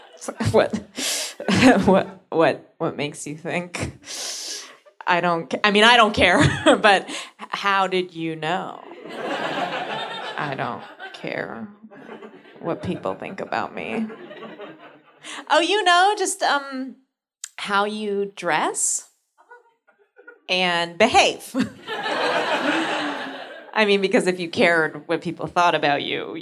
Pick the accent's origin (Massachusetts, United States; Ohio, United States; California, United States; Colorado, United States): California, United States; San Francisco; I'm from San Francisco